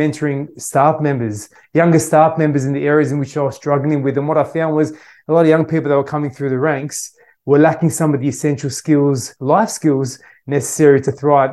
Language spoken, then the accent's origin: English; Australia; I was born in Australia my parents originally uh, came to Australia from Syria